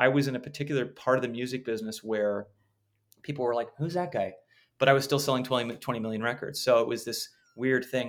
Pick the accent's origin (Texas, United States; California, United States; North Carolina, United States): California, United States; Los Angeles; I grew up in Los Angeles, but was not a showbiz kid